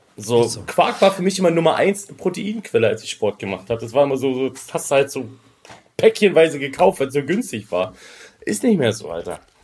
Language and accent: German; Kassel, Hesse, Germany; now in Switzerland; bei uns in Kassel, wo ich ursprünglich herkomme